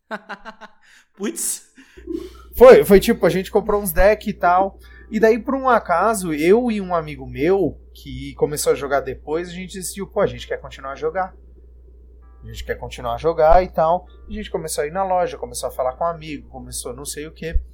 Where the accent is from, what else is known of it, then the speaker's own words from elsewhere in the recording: Florianópolis, Santa Catarina, Brazil; born there; now in Brasília, Brazil; Eu sou nascido em Florianópolis, mas hoje eu moro em Brasília, moro aqui há seis anos.